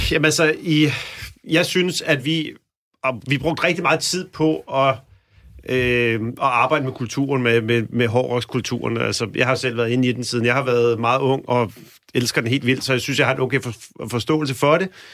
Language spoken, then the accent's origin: Danish; Helsingør, Capital Region of Denmark, Denmark; jeg er dog fra Helsingør